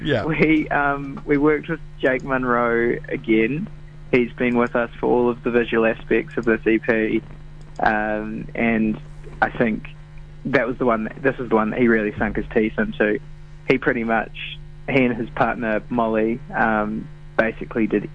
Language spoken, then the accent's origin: English; New Zealand; we're Kiwis